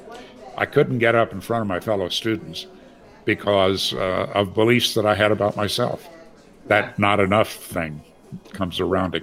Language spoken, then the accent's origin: English; Green Bay, Wisconsin, United States; I grew up in Green Bay, Wisconsin